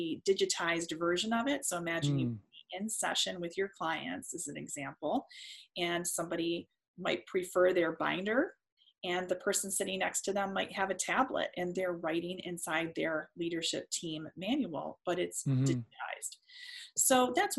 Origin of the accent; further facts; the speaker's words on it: Detroit, Michigan, United States; I'm from Detroit